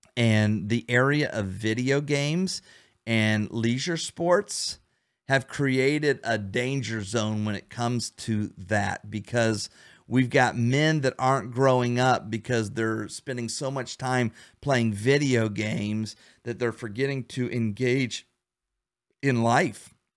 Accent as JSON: {"language": "English", "region": "Ohio", "country": "United States", "moved": "yes", "lives_now": "Florida, United States", "said": "right now I'm in Florida. We don't have snow, but I'm from Ohio where we have snow"}